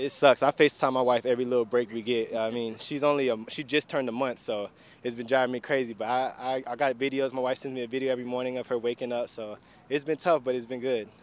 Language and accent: English; Tampa, Florida, United States; also born or lived in Baltimore; now in Houston, United States; I'm from Tampa, so we got a little breeze off the Gulf